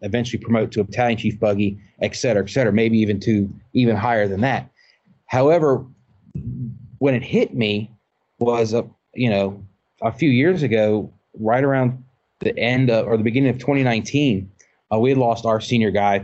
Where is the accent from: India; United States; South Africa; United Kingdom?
United States; Augusta County, Virginia; I came from Augusta County, a small community